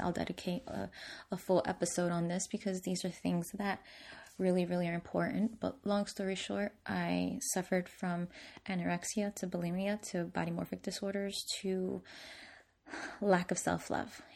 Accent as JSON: {"language": "English", "town": "Newark", "region": "New Jersey", "country": "United States", "tie": "born or raised there", "said": "I grew up in Newark, New Jersey"}